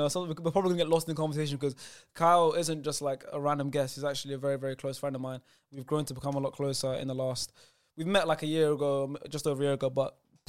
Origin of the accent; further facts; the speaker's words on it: London, United Kingdom; I grew up in Brent.